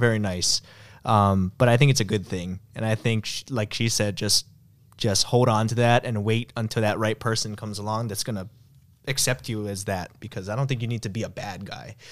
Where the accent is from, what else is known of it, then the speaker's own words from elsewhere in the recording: United States; I'm an American